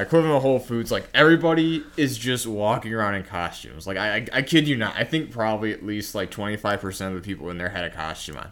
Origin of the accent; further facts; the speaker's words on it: Indiana, United States; I'm from Indiana